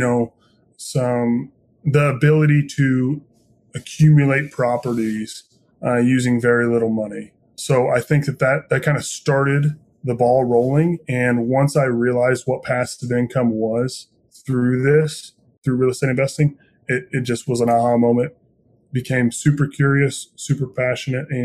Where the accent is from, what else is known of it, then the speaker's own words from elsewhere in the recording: Indiana, United States; I'm born and raised in Indiana, very proud Hoosier